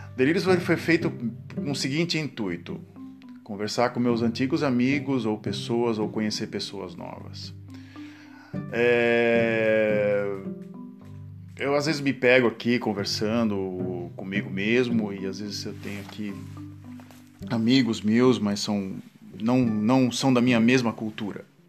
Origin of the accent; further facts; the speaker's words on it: Santos, São Paulo, Brazil; also born or lived in Ipiguá, Brazil; onde eu nasci, em Santos, do dia que eu nasci até os meus 16 anos de idade